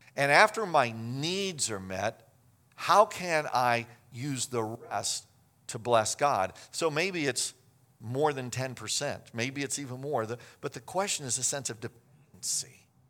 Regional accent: Kansas, United States; I grew up in Kansas

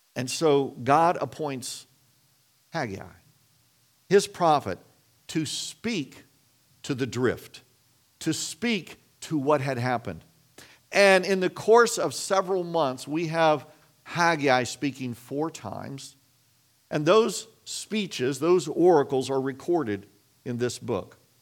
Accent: Kansas, United States; I grew up in Kansas

